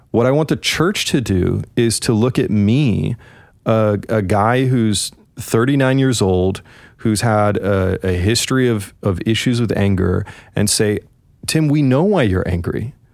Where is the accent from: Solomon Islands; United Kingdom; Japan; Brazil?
United Kingdom; I'm a British